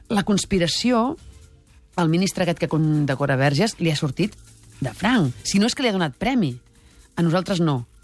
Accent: Catalonia, Spain; jo no sóc catalana per damunt de la justícia, per damunt de la falsedat.

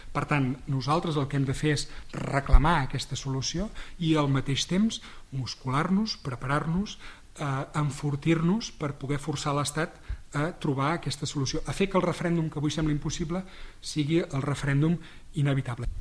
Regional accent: Sarrià de Ter, Catalonia, Spain; haver estat alcalde del meu poble

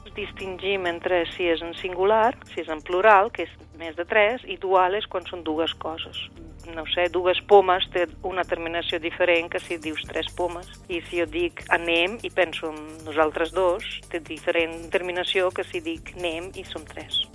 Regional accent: Slovenia; first language Slovene; Catalan is a second language; moved away; a Eslovènia, quan obres la boca, fins i tot jo mateixa, eh, els natius sabem d'on ets

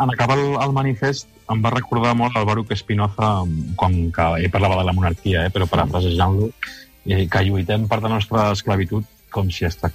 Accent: Spain; first language Spanish; Catalan is a second language; A mi el castellà, com comprendreu, la meva llengua materna és el castellà

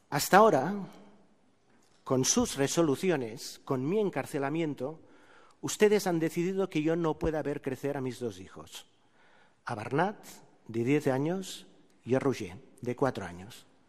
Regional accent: Terrassa, Catalonia, Spain; en mi pueblo, en Tarrasa

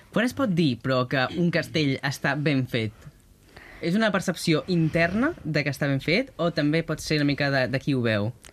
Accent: Catalonia, Spain; com som els catalans

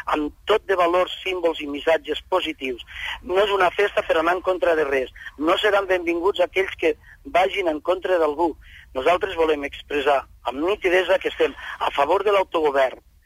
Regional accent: Catalonia, Spain; som de Catalunya i som d'Espanya, som espanyols i catalans

